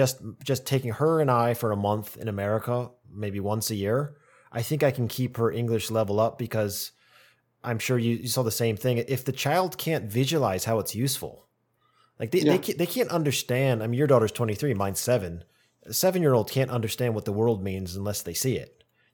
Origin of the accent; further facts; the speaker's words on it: United States; moved away; You know, I'm American.